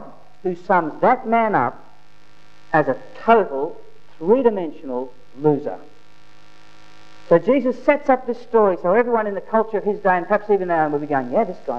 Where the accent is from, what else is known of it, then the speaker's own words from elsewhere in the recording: Australia; I'm a proud Australian. I love being Australian.